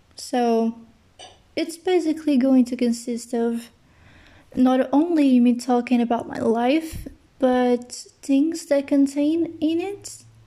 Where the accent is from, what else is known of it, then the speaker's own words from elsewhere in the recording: Portugal; English is a second language; I'm from Portugal